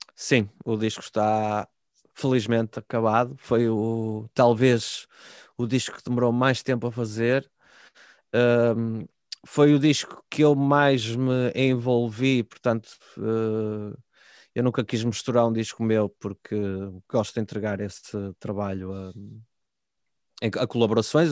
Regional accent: Guimarães, Norte, Portugal

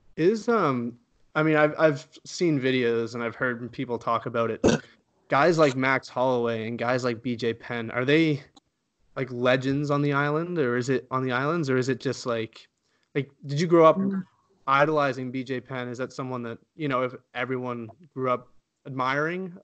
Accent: Canada; as a Canadian

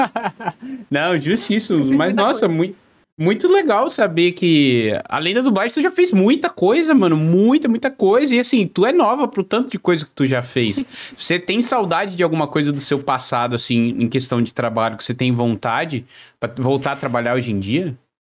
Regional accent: São Paulo, Brazil; now in Joinville, Brazil; eu moro em Joinville, Santa Catarina, mas sou de São Paulo

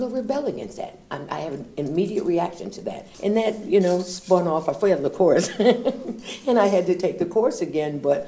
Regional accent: Elmira, New York, United States; also born or lived in Syracuse, New York; I was born in Syracuse, and we moved when I was four to Elmira, New York

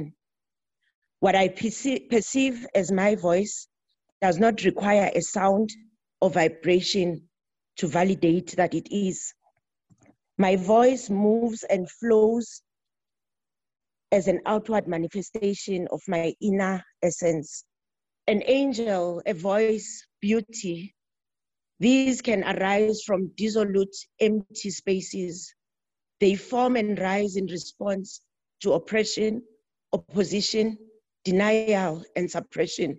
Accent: South Africa; from South Africa

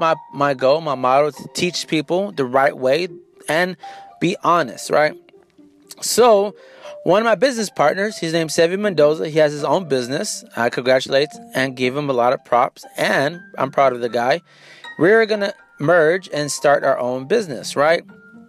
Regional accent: San Antonio, Texas, United States; I'm from San Antonio.

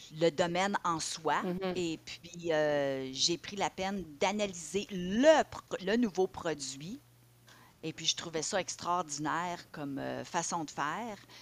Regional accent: Ottawa, Ontario, Canada; moved away as an adult; also born or lived in Montreal; j'ai grandi à Ottawa

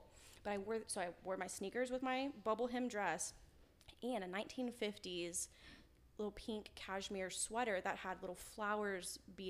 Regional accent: Kerrville, Texas, United States; I was born and bred Kerrville, Texas.

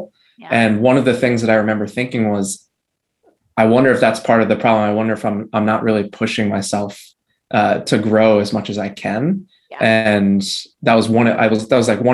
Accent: New Jersey, United States; I'm from New Jersey.

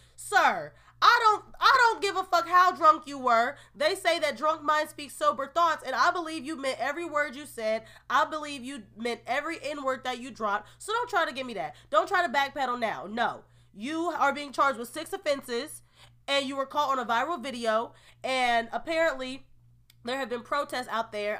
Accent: Marlton, New Jersey, United States; I grew up in Marlton, New Jersey.

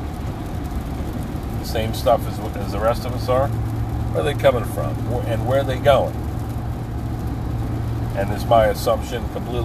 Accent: New Jersey, United States; at the Fork and River exit of the Garden State Parkway in New Jersey, right by my hometown

